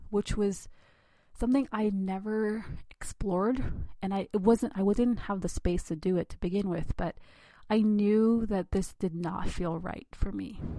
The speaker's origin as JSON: {"language": "English", "country": "India", "said": "God forbid I be an independent thinker as a girl, as an Indian girl."}